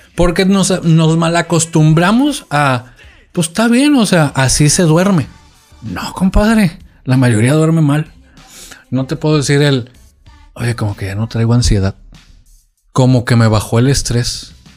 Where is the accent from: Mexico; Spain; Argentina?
Mexico; Culiacán, Sinaloa; also born or lived in Monterrey; yo soy de aquí de Culiacán